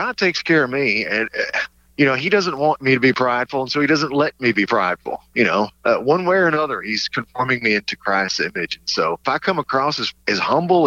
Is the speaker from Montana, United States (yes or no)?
no; East Tennessee, United States; now in Long Island, United States; I'm from East Tennessee, and I live in Long Island now